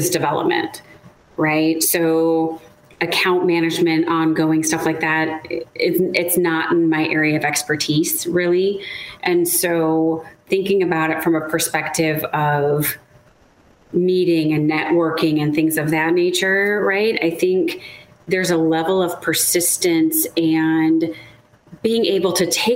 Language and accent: English; Chicago, Illinois, United States; moved away; also born or lived in Seattle / Southern California; I'm originally from the Midwest, so I'm a Chicagoan. I grew up outside of the city of Chicago